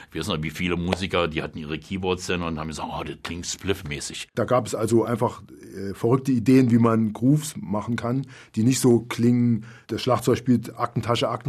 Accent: West Germany, Germany; now in Berlin, Germany; Ich komme ja auch aus Westdeutschland, hab, bin, bin nach Berlin gezogen.

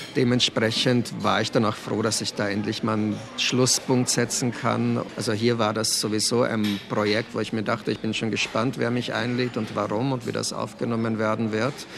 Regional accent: Laa an der Thaya, Lower Austria, Austria; also born or lived in Brno, Czech Republic; Also ich bin im Weinviertel zur Schule gegangen, also bin ich eher ein Weinviertler Autor, ganz sicher kein Wiener Autor

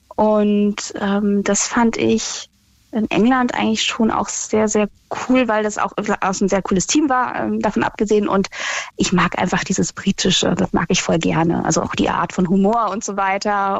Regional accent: Berlin, Germany; ich bin ja Berlinerin

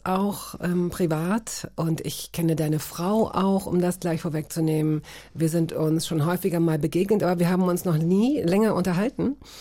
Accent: Hanover, Lower Saxony, Germany; ich fand es gut, da aufzuwachsen

